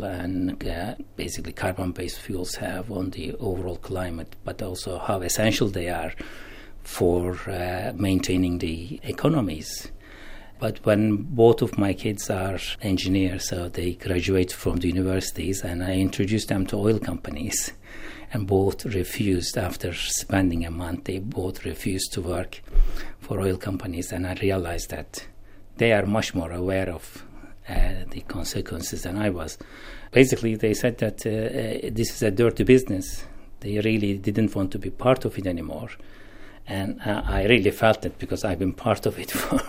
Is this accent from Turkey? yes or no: yes; Turkey; moved away as an adult; now in Aberdeen, United Kingdom; I am originally from Turkey, but I have been living and working in the UK in the last 40 years